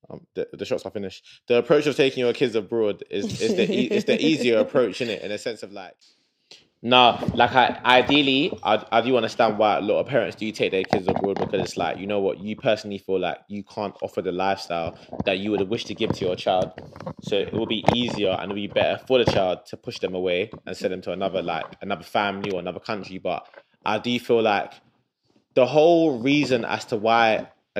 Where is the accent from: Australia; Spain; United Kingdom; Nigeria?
Nigeria; moved away; growing up in Nigeria, it's like I was my granddad and my uncle